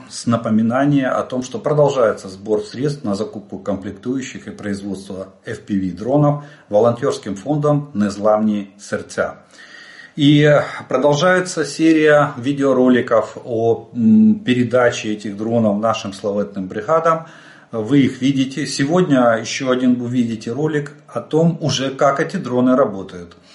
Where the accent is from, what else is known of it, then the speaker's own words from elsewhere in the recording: Ukraine; Добрый день, мы из Украины.